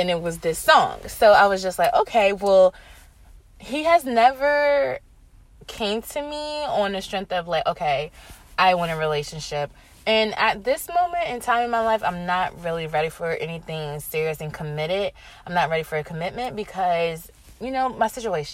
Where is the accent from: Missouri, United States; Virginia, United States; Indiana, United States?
Virginia, United States; moved away; I went back home to my hometown, VA